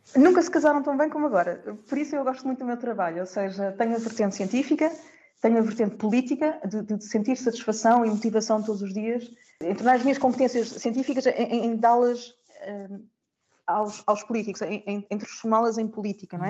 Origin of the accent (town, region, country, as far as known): Portugal; moved away as an adult; also born or lived in Netherlands / Germany / Italy / Austria; now in Brussels, Belgium